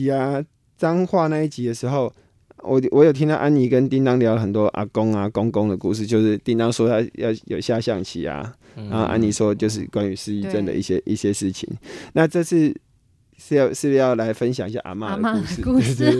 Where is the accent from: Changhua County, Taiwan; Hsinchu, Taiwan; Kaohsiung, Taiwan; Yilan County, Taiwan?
Hsinchu, Taiwan; now in Taipei, Taiwan; 我其实我因为我也是从新竹到台北，所以其实还是会还是会有一点这样子的感觉